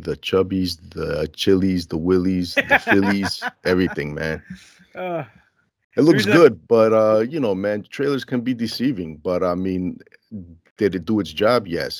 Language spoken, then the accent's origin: English; Elmhurst, United States; I was born and raised in Elmhurst, so it's a similar smell, you know?